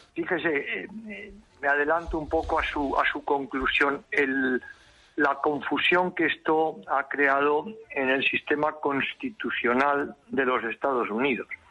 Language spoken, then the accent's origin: Spanish; Spain; Yo, como español, como profesional, como diplomático